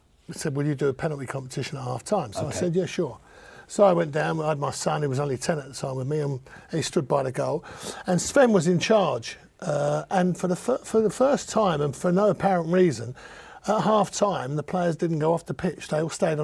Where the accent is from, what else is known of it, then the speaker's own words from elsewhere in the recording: London, United Kingdom; I'm a Cockney builder.